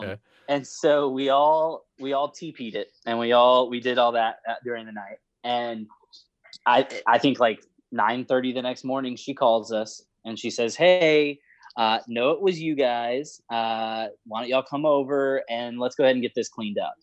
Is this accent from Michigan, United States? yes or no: no; Houston, Texas, United States; also born or lived in The Woodlands, Texas; I grew up in West Side of Houston